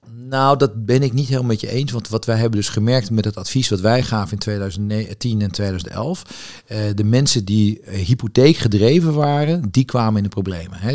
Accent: Amsterdam, North Holland, Netherlands; ik ben geboren Amsterdammer

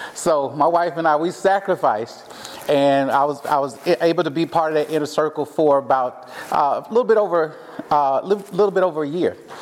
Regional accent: Mississippi, United States; accent: southern twang; moved away as an adult; now in Portland, United States; I am from Mississippi hence my little southern twang here.

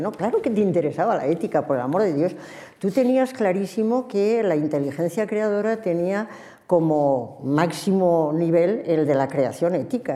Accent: Spain; en una sociedad plural como la nuestra, como la española

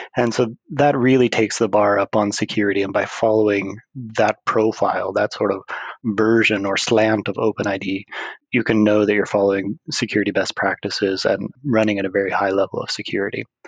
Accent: United States; now in Sweden; I am an American living in the Kingdom of Sweden

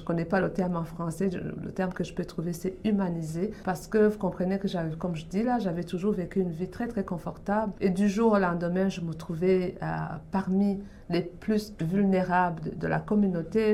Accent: Burundi; moved away as an adult; also born or lived in Canada; now in Toronto, Canada; je viens du Burundi, en Afrique centrale. J'ai grandi et j'ai vécu là jusqu'à l'âge dans la vingtaine, quand j'ai quitté pour venir au Canada

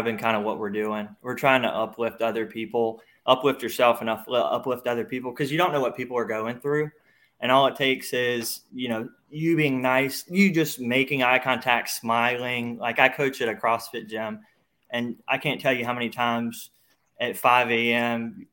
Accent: Louisiana, United States; I'm from Louisiana

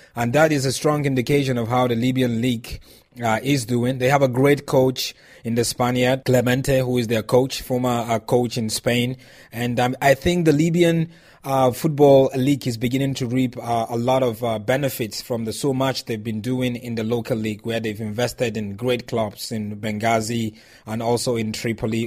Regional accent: Nigeria; I'm Nigerian

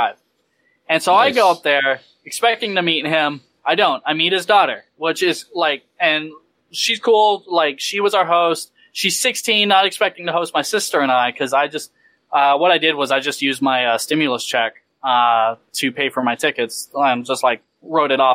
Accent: Texas, United States; I'm from Texas

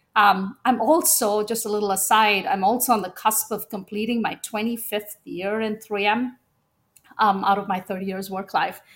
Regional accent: India; moved away; I was born in India, at a time when having a second daughter was not seen as broadly desired

